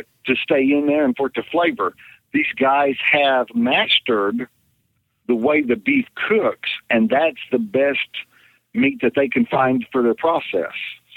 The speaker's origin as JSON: {"language": "English", "town": "Chandler", "region": "Oklahoma", "country": "United States", "tie": "born or raised there", "said": "here in my hometown, Chandler, Oklahoma"}